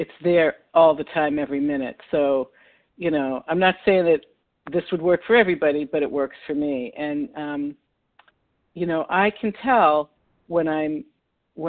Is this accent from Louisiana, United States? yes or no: no; Massachusetts, United States; I'm from Massachusetts.